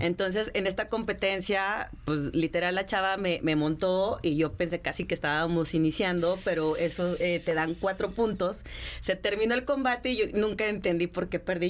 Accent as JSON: {"language": "Spanish", "town": "León", "region": "Guanajuato", "country": "Mexico", "said": "yo soy de León, Guanajuato"}